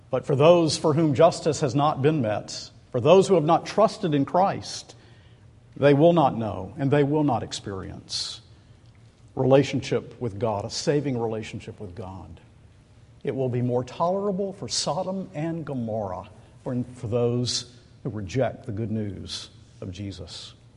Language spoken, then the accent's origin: English; Macon, Georgia, United States; Macon, Georgia, which is my hometown